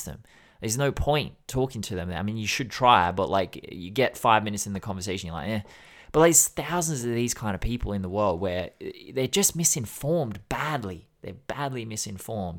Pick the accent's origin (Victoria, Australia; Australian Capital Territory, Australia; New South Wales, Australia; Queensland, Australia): New South Wales, Australia; Sydney; I grew up in Sydney